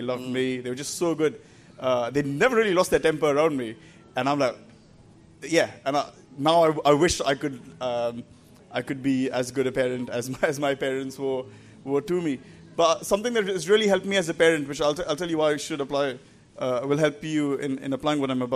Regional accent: India; accent: Indian; moved away as an adult; now in England; I grew up in India and moved to England about 10 years ago now, so that's why I speak with my still Indian accent.

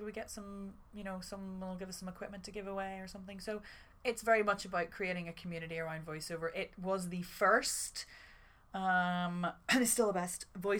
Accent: Ireland; and I'm very Irish at heart, because I'm Irish. So, like, we just love an old yarn

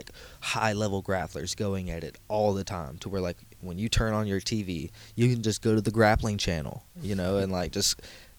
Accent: Texas, United States; I'm from Texas.

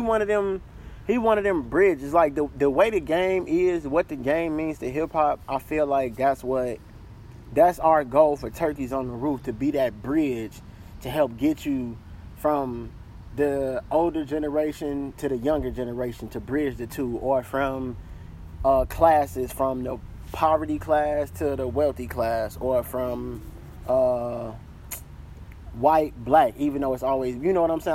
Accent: Chicago, Illinois, United States; also born or lived in South Georgia / Atlanta, Georgia; I'm from Chicago, but I'm from Chicago, grew up in Chicago on right. the South Side

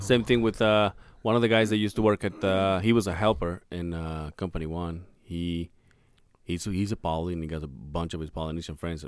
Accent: Mexico; moved away; we went to my hometown

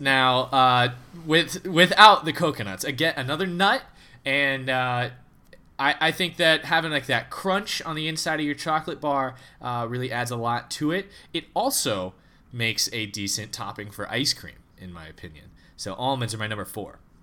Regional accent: United States; as an American

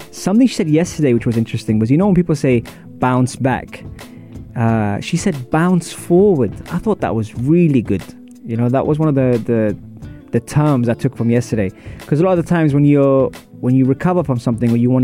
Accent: London, United Kingdom; also born or lived in UAE; now in United Arab Emirates; I'm from Wimbledon

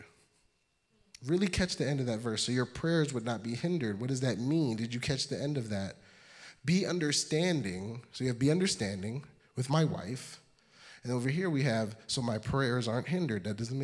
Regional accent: New York City, New York, United States; I'm from Brooklyn.

